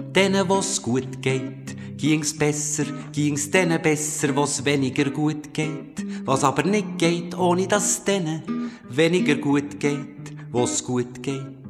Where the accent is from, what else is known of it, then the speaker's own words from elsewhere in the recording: Bernese Oberland, Switzerland; bei uns im Berner Oberland